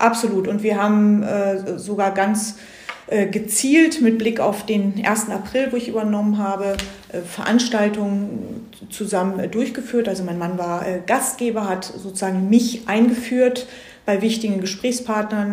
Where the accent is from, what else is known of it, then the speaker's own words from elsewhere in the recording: Germany; now in Stockholm, Sweden; bei uns in Deutschland